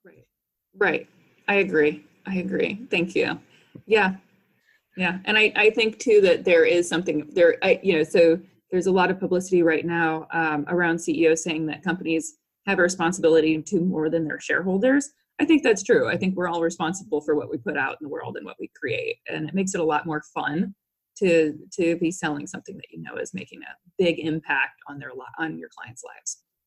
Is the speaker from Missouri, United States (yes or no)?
yes; St. Louis, Missouri, United States; I'm from St. Louis, Missouri originally, and my parents are both business people